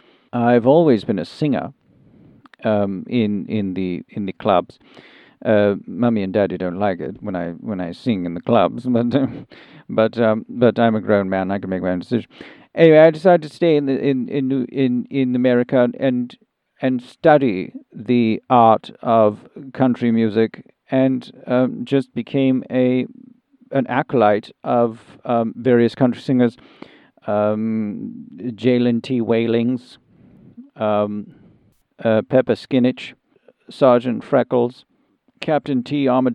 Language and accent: English; South East England, United Kingdom; now in United States; I'm from Sussex.